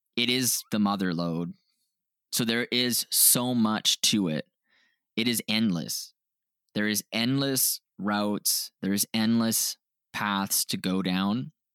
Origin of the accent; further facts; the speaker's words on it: Canada; we're from Canada